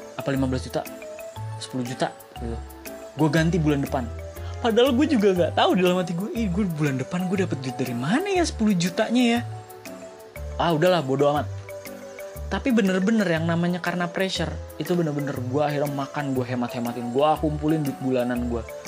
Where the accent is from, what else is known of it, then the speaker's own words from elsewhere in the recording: Jakarta, Indonesia; also born or lived in Semarang; Gue orang Jakarta, gue tinggal di Jakarta, tapi gue adalah lulusan arsitektur Undip